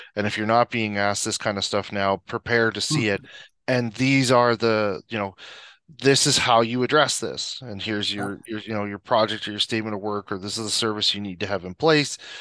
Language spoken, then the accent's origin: English; Prince Edward Island, Canada; moved away as an adult; now in Calgary, Canada; so I'm originally from Prince Edward Island. I moved out here in 2005